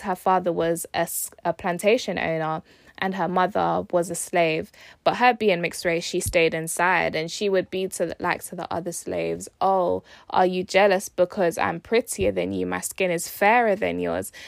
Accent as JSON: {"language": "English", "country": "United Kingdom", "tie": "born or raised there", "said": "I was born in the U K"}